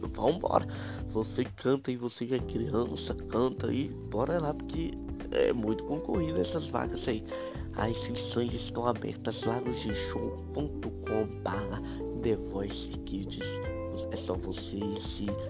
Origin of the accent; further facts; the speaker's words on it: Minas Gerais, Brazil; eu sou de Minas Gerais